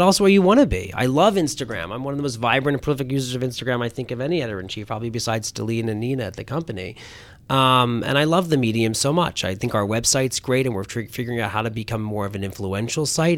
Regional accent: Philadelphia, Pennsylvania, United States; I grew up on, uh, on the main line of Philadelphia

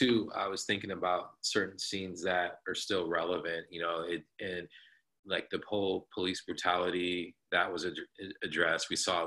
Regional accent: Santa Barbara, California, United States; I mean, I grew up in Santa Barbara. I say I'm from Santa Barbara. My father was in the military. I graduated from Santa Barbara High School. So I tell people I'm from Santa Barbara

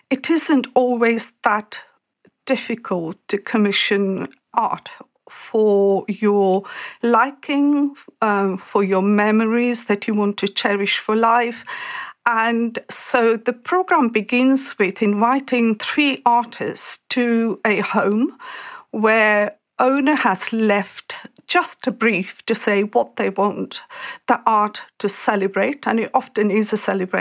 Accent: India; moved away as an adult; I grew up in India

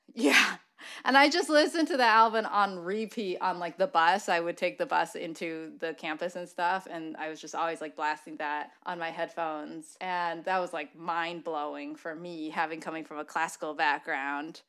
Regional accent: Michigan, United States; we're both from Michigan

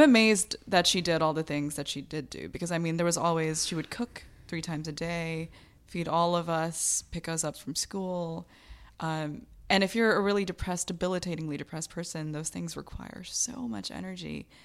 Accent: United States; born or raised there; also born or lived in Bangladesh

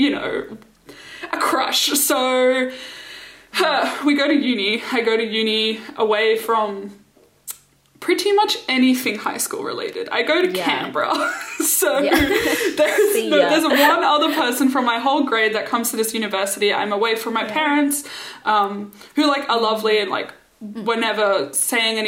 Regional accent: Singapore; I grew up in Singapore with Rochelle

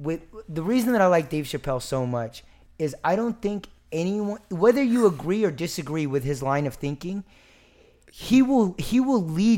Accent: Pottsboro, Texas, United States; Yeah, like, no, I literally everyone that I grew up with in Pottsboro was Caucasian. It was crazy. I mean, like, Sherman and Dennison had mixed races

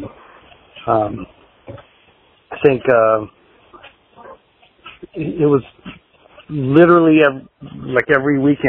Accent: Seattle, Washington, United States; No, Seattle, actually. That's where we made all the awesome music back in the day.

